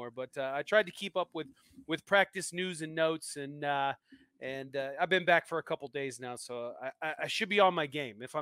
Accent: East Coast, United States; I'm a Midwest guy, you know, an Iowa guy, but uh, I'm originally from the East Coast.

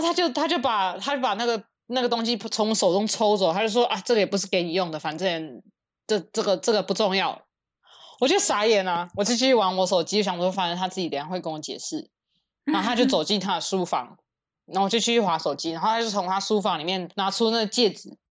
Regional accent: Taiwan; now in United States; 我们在台湾长大，就是从小什么都吃

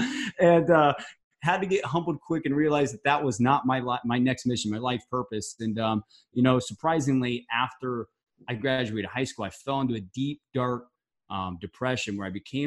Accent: St. Charles, Missouri, United States; moved away; I was originally raised from St. Charles, Missouri, which is a small town outside of St. Louis

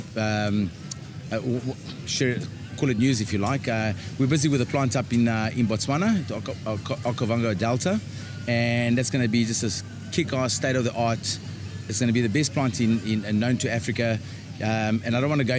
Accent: Adelaide, South Australia, Australia; down here in my hometown

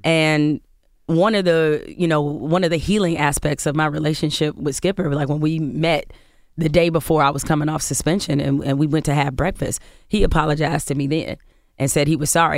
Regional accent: Detroit, Michigan, United States; I was raised in Detroit, grew up in Michigan State

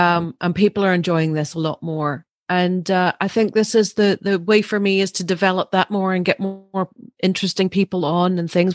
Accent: Larne, Northern Ireland, United Kingdom; I grew up through maybe a safer, slightly time, um, although it was right in the middle of the troubles, but, uh, we were in Larne

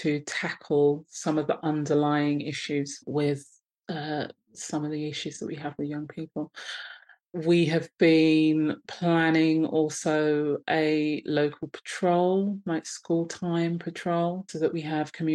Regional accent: London, United Kingdom; I'm based in sunny Croydon in London. Yeah. And so I've been in South London for most of my life, actually.

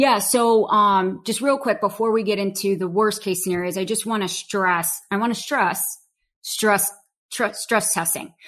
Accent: Chicago, Illinois, United States; I was born and raised in Chicago. Um, grew up in Chicago proper.

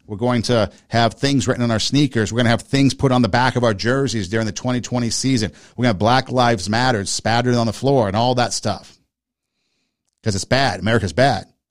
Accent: United States; I'm an American

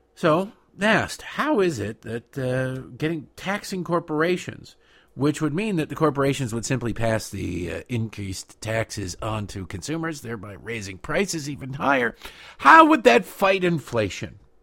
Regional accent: Michigan, United States; growing up in Michigan

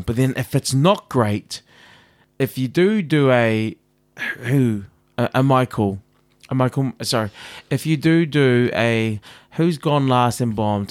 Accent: New Zealand; moved away; I'm from New Zealand

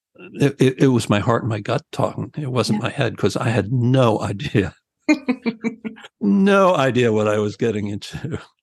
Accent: New Jersey, United States; I'm from New Jersey.

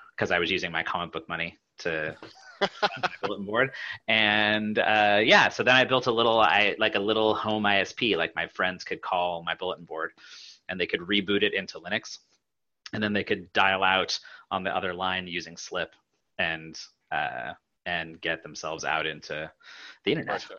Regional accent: Pacific Northwest, United States; I grew up in the Pacific Northwest

